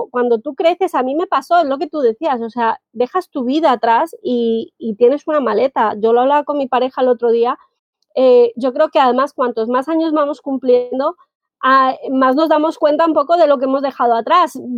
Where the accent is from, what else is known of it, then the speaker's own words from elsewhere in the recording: Colombia; now in Spain; llevo 18 años viviendo en España y realmente cuando emprendes en un país que no es el, tuyo inicial, ¿vale? El de origen, yo hoy en día puedo decir que, que estoy felizmente adoptada por España